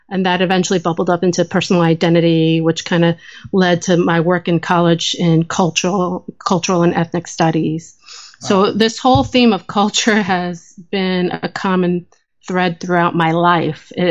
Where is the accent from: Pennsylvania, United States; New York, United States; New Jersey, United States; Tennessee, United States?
New Jersey, United States; And growing up in New Jersey in the 1980s was an interesting time as an Asian American